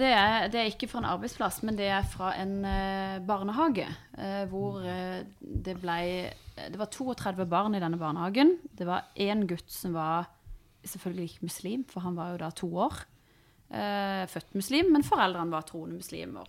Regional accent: Iran; Norwegian is a second language; now in Norway; jeg er jo fra Iran

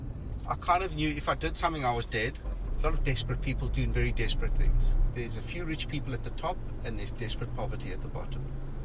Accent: South Africa; South Africa.

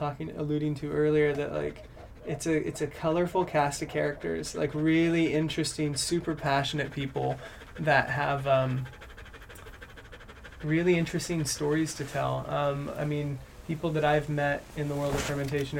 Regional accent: California, United States; moved away as an adult; now in United Kingdom; I'm from California, and I love California. It's my home

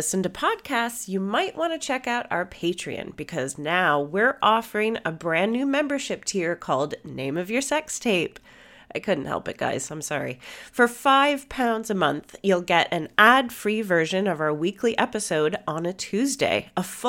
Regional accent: United States; I'm the only American up here

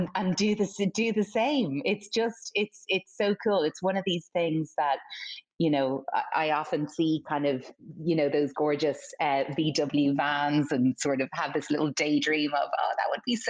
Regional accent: Ireland; it's my home country

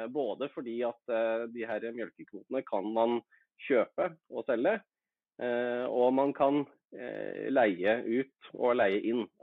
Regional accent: Innlandet, Norway; jeg er hedmarking, men eh, det høres kanskje ikke sånn ut.

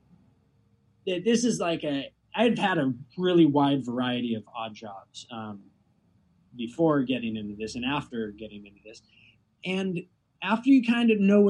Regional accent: Costa Rica; now in Wisconsin, United States; I grew up in Costa Rica

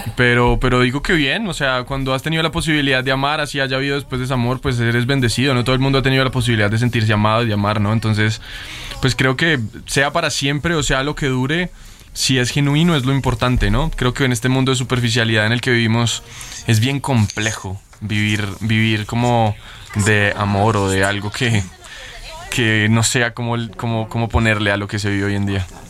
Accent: Colombia; vengo de Colombia

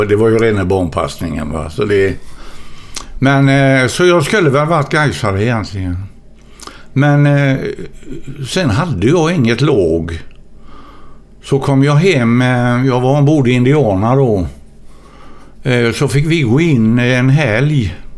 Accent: Gothenburg, Västra Götaland, Sweden; jag är ju född i Gamlestaden

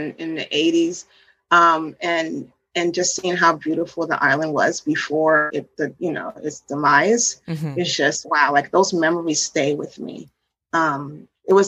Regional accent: Washington, United States; also born or lived in New York / Haiti; she moved us to Washington, D.C. area

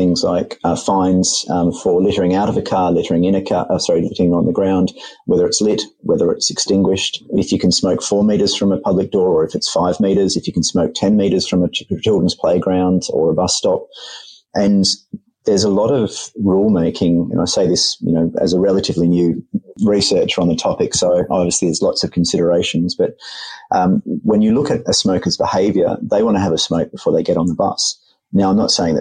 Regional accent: Australia; being an Australian myself

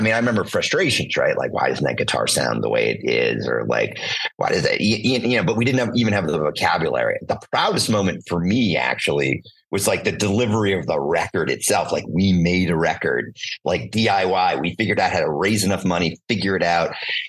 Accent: Boston, Massachusetts, United States; I grew up in Boston.

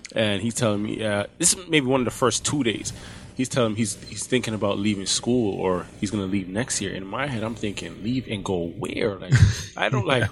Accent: Toronto, Ontario, Canada; I'm from Toronto

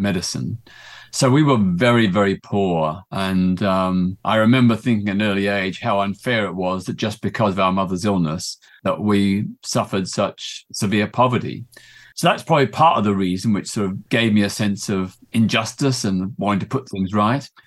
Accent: Melbourne, Victoria, Australia; I grew up in Melbourne, Australia in the nineteen fifties and sixties

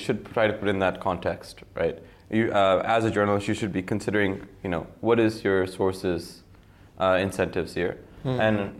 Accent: United States; now in Hyderabad, India; in my very short career as a American journalist in Hyderabad.

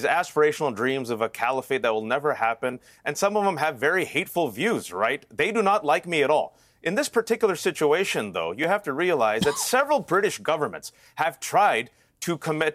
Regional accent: United States; as an American

